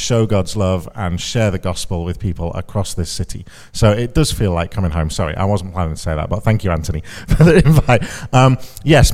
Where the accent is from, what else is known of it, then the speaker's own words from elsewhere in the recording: Chorley, North West England, United Kingdom; moved away as an adult; now in London, United Kingdom; I'm a Lancashire lad. I grew up in Chorley, just up the M61, so I was there for the first 18 years, proper Chorley.